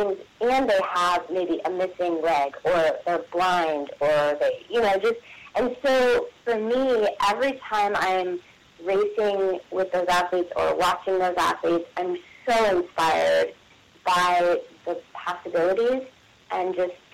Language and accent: English; West Virginia, United States; I'm from West Virginia